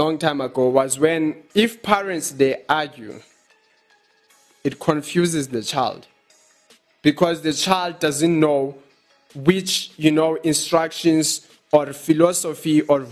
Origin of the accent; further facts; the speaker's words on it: Eastern Cape, South Africa; now in Johannesburg, South Africa; I grew up in Eastern Cape, in rural areas.